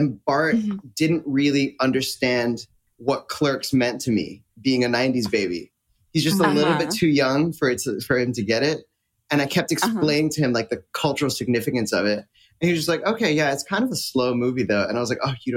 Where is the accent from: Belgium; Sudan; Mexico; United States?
United States; Florida; I grew up in Florida